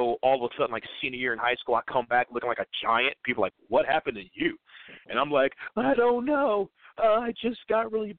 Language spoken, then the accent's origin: English; Georgia, United States; I can't work in my home state